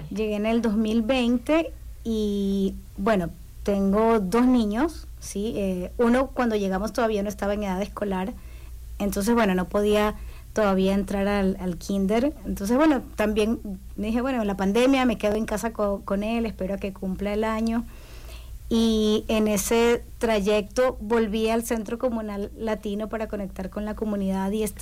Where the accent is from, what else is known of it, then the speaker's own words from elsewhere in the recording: Guayaquil, Guayas, Ecuador; now in Bloomington, United States; Yo soy de Ecuador, de Guayaquil, de la costa, del lado caliente